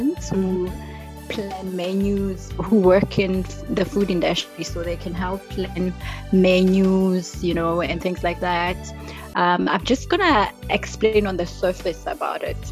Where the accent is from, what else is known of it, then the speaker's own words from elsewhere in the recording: Mpumalanga, South Africa; I'm from Mpumalanga